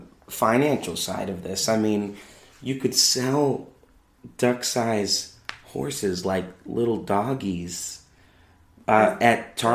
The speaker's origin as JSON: {"language": "English", "town": "Chicago", "region": "Illinois", "country": "United States", "said": "I don't sound like I'm from the South. I don't sound like I'm from the North. I'm like, I'm from Chicago."}